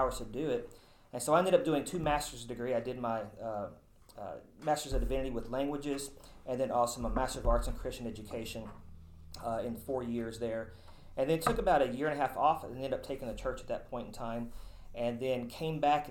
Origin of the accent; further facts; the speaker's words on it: Mount Juliet, Tennessee, United States; I'm originally from Mount Juliet, Tennessee, so not too far from here. I grew up there, graduated high school from there